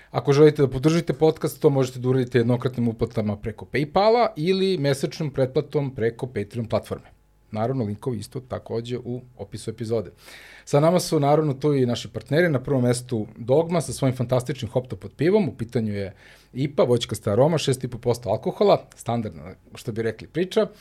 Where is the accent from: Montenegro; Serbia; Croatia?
Serbia; ja mislim da kod nas u Srbiji to je definitivno, ja ne znam da li postoji neko ko ne zna šta je Tetris